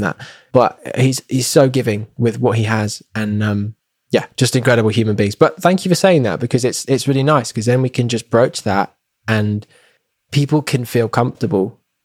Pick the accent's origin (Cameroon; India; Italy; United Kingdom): United Kingdom; England; moved away; when I was home in England